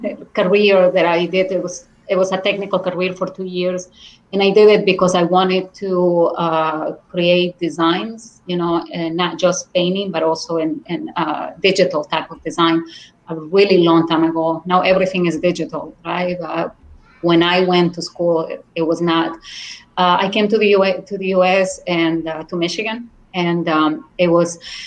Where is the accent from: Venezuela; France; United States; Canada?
Venezuela; accent: Spanish; English is a second language; Everybody liked the accent, a Spanish accent, an exotic accent. And then, by the way, I also speak Arabic, right? My parents were Lebanese. So my parents were Lebanese immigrants to Venezuela, so I also speak Arabic.